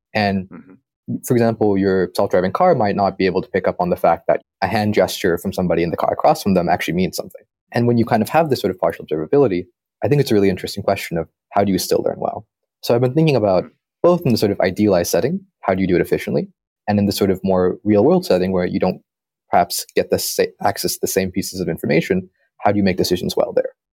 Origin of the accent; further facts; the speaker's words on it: San Diego, California, United States; moved away as an adult; also born or lived in Berkeley; now in Pittsburgh, United States; I grew up in San Diego